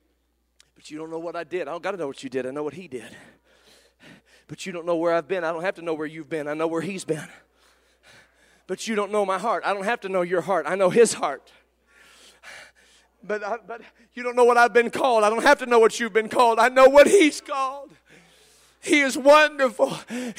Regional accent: Kokomo, Indiana, United States; at my hometown in Kokomo, Indiana

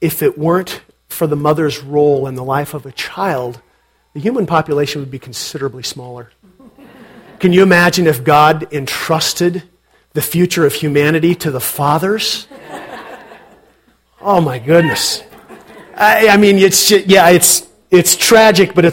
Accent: Portland, Oregon, United States; I grew up in Portland?

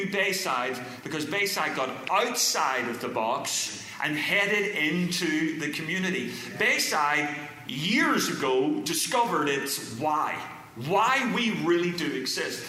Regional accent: Ireland; moved away as an adult; now in California, United States

